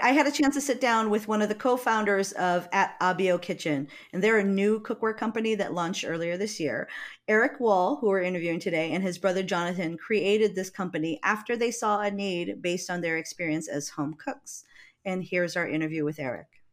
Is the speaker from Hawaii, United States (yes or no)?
yes; Hawaii, United States; moved away; I come from Hawaii